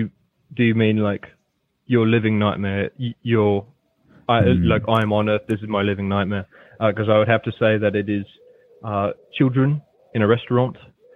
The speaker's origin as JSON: {"language": "English", "region": "England", "country": "United Kingdom", "also_born_or_lived": "Singapore", "moved": "as an adult", "lives_now": "New York, United States", "said": "Oh, yes. I'm from England."}